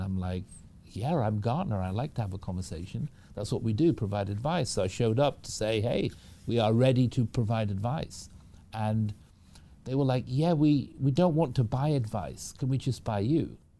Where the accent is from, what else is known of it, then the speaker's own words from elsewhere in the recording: Manchester, North West England, United Kingdom; moved away as an adult; now in Seattle, United States; I, I was raised in the United Kingdom from Manchester in the UK. That's where I grew up, came over to the US when I was about 18